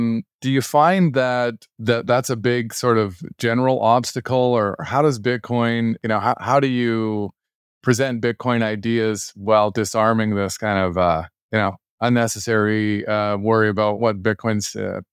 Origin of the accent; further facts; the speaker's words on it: Alberta, Canada; So I grew up in Alberta for Canadian listeners.